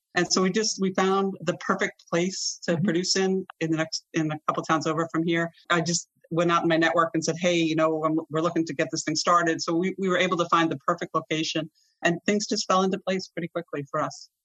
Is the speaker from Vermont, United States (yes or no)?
yes; Vermont, United States; I grew up in Vermont